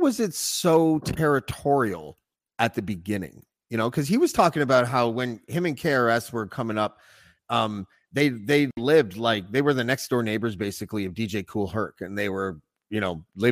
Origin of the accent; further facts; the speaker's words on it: Whitby, Ontario, Canada; I grew up just outside of Toronto